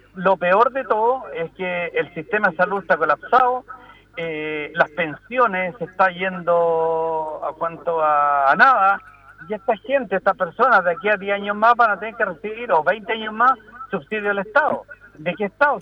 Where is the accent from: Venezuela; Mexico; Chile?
Chile